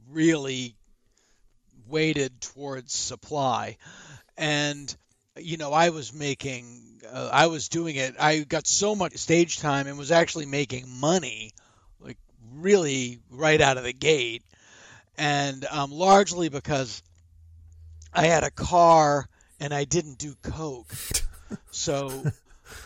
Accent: Boston, Massachusetts, United States; moved away as an adult; also born or lived in San Francisco, California; now in Los Angeles, United States; I'm from Boston originally

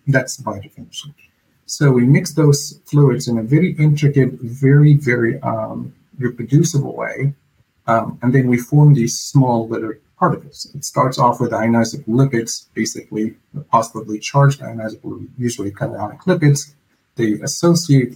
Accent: Egypt; moved away as an adult; now in Virginia, United States; I was born and raised in Egypt, and then I moved to the U.S. about 15 years ago, and I stayed here in Virginia

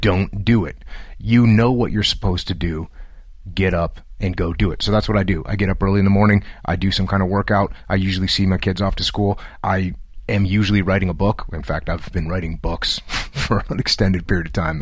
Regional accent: New England, United States; moved away as an adult; Grew up in a small New England town

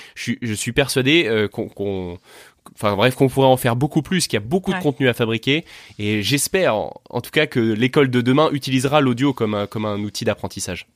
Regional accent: Tours, Centre-Val de Loire, France; also born or lived in Paris; now in Vendée, France; je suis né à Tours.

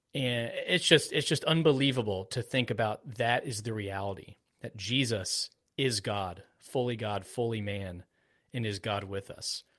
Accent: Florida, United States; I was born in Florida

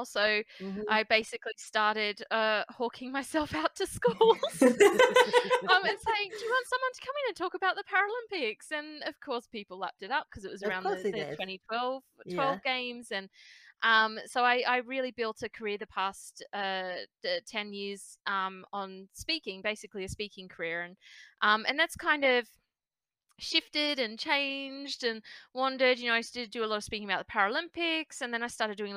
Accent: Australia; moved away as an adult; now in United Kingdom; I am Australian.

